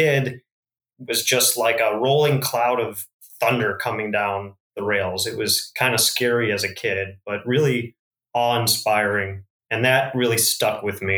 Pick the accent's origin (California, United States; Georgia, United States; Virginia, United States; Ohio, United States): Ohio, United States; Northeast; I grew up in Northeast Ohio, Northern Ohio area.